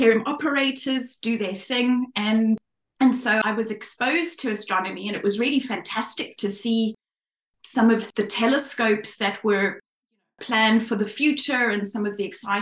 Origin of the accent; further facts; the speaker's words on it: Cape Town, Western Cape, South Africa; moved away as an adult; now in Australia; I'm from Cape Town, South Africa. Well, I'm actually from the northern suburbs in Cape Town.